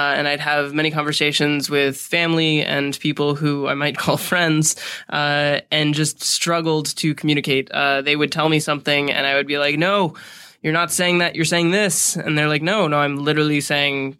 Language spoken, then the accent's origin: English; Atlanta, Georgia, United States; also born or lived in Vermont; now in Los Angeles, United States; I am actually from Atlanta by way of Vermont.